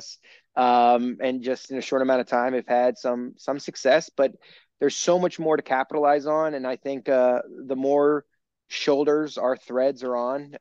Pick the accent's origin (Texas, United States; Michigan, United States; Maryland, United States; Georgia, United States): Maryland, United States; I grew up in Maryland, about 2 hours from Ocean City